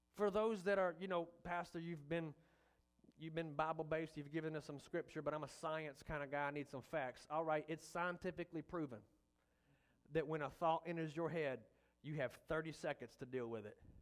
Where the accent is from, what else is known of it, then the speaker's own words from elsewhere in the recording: the Delta, United States; now in Malvern, United States; I'm from the Delta